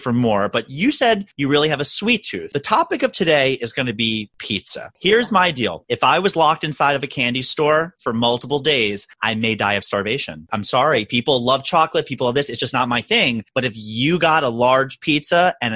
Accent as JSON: {"language": "English", "town": "Baltimore", "region": "Maryland", "country": "United States", "moved": "yes", "lives_now": "New York, United States", "said": "I'm originally a Baltimorean from Baltimore, Maryland."}